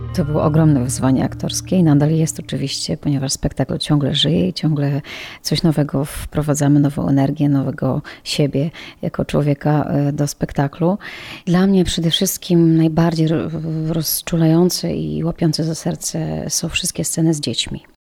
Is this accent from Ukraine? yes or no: yes; Ukraine; now in Poland; Ja sama pochodzę z Ukrainy, moi rodzice nadal tam mieszkają